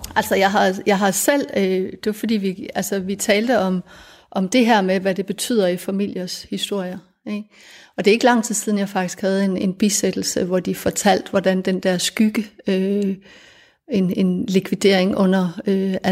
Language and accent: Danish; Denmark; vi er fælles om at være født i Danmark